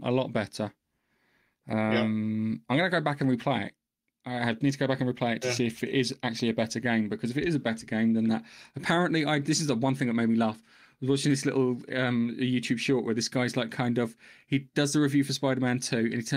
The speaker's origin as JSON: {"language": "English", "region": "England", "country": "United Kingdom", "said": "I'm English"}